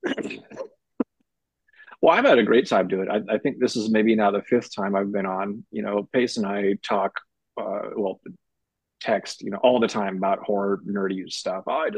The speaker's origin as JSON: {"language": "English", "town": "Berkeley", "region": "California", "country": "United States", "tie": "born or raised there", "said": "I grew up in Berkeley in the 70s and the 80s"}